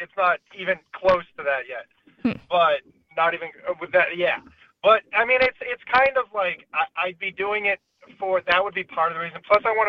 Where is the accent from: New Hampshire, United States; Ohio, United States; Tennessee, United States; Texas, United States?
New Hampshire, United States; moved away; also born or lived in Hawaii / California; I grew up in New Hampshire